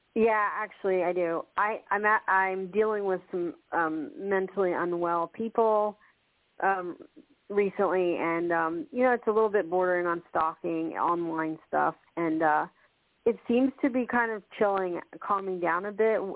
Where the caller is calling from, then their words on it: Washington, United States; I am calling from Washington State